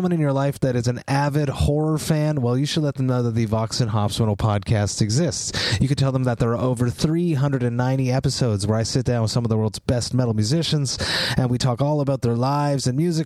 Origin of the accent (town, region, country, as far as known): Montreal, Quebec, Canada; born or raised there